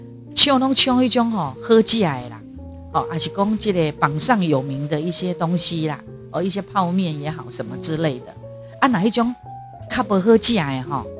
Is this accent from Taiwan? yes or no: yes; Taiwan; 世界的人敢看好哦，我们台湾人只示范一次哦，在两周内要解除三级哦